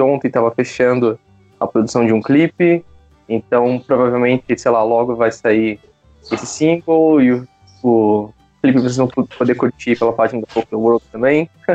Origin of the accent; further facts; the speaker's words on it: Santa Catarina, Brazil; moved away as an adult; now in São Paulo, Brazil; eu sou de Santa Catarina, mas hoje moro em São Paulo